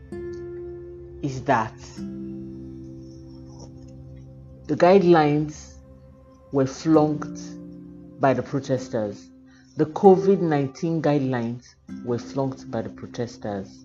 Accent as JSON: {"language": "English", "country": "Nigeria", "said": "as a human being living in Nigeria and as a Nigerian"}